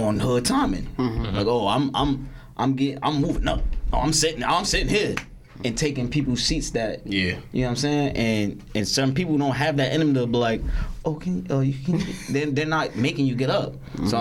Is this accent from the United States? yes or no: yes; Newark, New Jersey, United States; I'd rather fight in my hometown